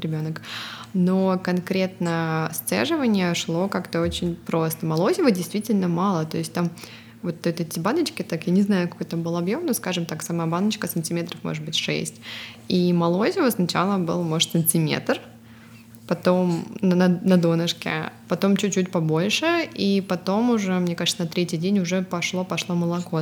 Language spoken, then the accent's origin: Russian; Russia; moved away as an adult; also born or lived in Estonia; now in California, United States; Мы обе родом из России, но сейчас живем в Калифорнии.